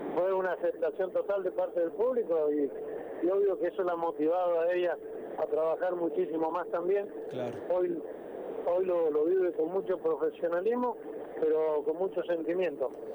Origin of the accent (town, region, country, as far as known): Argentina